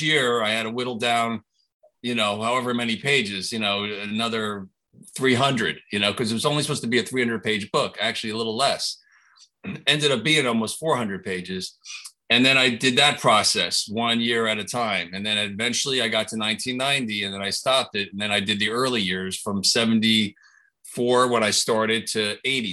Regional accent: New Jersey, United States; I was an hour from New York City

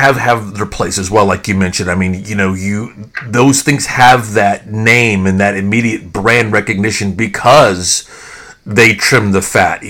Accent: Fort Worth, Texas, United States; I too was born and raised in Fort Worth.

